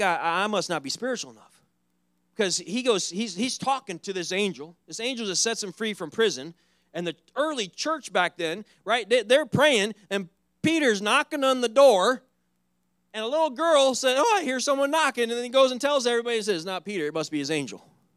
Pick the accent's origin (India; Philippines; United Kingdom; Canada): Philippines; I'm sending them back to my home country, which is the Philippines.